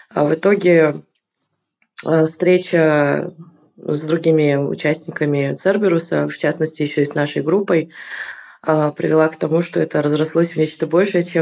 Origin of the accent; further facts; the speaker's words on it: Kyrgyzstan; moved away as an adult; Я приехала из Киргизии четыре года назад.